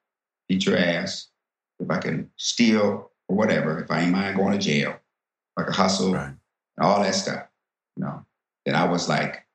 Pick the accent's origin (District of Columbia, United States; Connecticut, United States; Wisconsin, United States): District of Columbia, United States; Washington; also born or lived in the Midwest / Maryland / the South; as I grew up in Washington, D.C. and Maryland, you know, I started to, you know, identify with being Black.